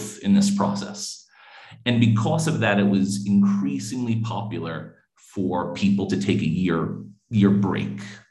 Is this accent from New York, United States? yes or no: yes; New York City, New York, United States; moved away as an adult; now in Nairobi, Kenya; I grew up in New York City in the United States, actually right in Manhattan